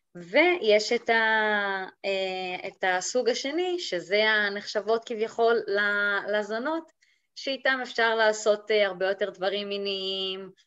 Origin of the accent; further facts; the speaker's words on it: Golan Heights, Israel; now in Madrid, Spain; אני, אה, במקור מהגולן, וכיום חיה ב, במדריד, המהממת בספרד.